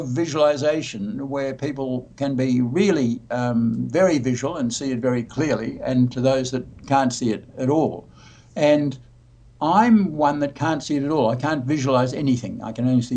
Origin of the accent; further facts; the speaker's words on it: Australia; I'm Australian